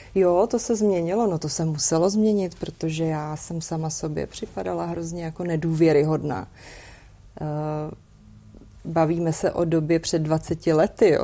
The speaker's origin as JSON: {"language": "Czech", "region": "Prague", "country": "Czechia", "said": "I'm from Prague"}